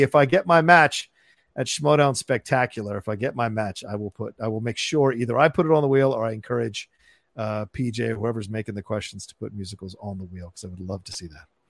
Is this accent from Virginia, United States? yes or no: yes; Virginia, United States; also born or lived in Falls Church, Virginia / Dale City, Virginia; growing up in Virginia